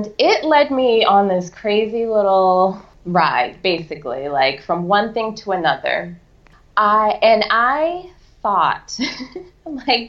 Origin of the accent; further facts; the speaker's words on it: Boston, Massachusetts, United States; I grew up in Boston, so I was a city girl